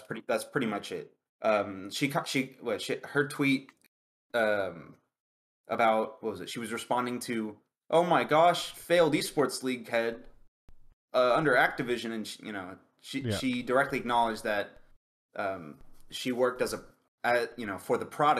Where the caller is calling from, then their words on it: Dallas, Texas, United States; I am calling from Dallas, Texas.